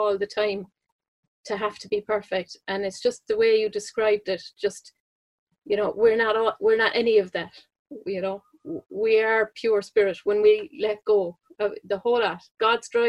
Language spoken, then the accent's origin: English; Ireland; I'm Irish, obviously. I live in Ireland